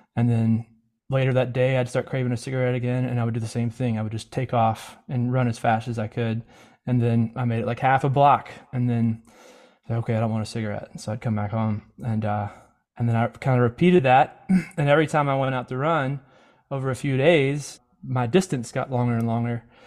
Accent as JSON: {"language": "English", "region": "Mississippi", "country": "United States", "tie": "born or raised there", "said": "I grew up in Mississippi"}